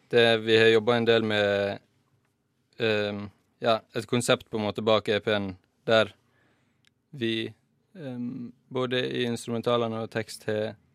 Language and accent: Norwegian; Volda, Møre og Romsdal, Norway; moved away; Jeg skal ha sommerjobb hjemme i Volda